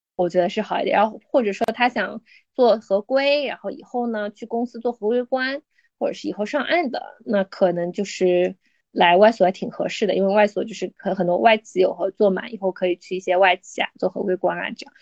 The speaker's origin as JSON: {"language": "Chinese", "country": "China", "said": "我们中国人"}